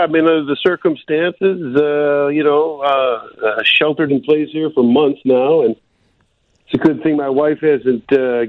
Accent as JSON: {"language": "English", "town": "Oak Park", "region": "Illinois", "country": "United States", "tie": "born or raised there", "said": "Well, I'm from Oak Park. That's where I grew up. And Oak Park, Illinois, just outside west side of Chicago."}